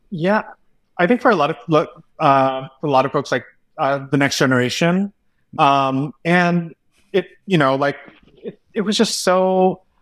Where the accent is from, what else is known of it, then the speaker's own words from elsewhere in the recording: California, United States; growing up in California